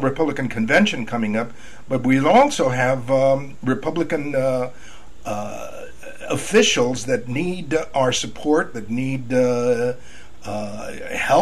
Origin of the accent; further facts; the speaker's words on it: San Antonio, Texas, United States; also born or lived in Laredo, Texas; I was born in Laredo, raised in San Antonio